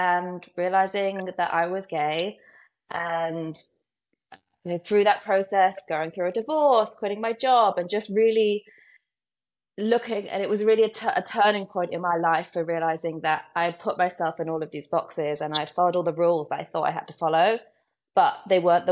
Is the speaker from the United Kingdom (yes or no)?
yes; United Kingdom; moved away as an adult; also born or lived in Brooklyn, New York; now in New York, United States; I am British. I live in Brooklyn in New York. I've been here 8 years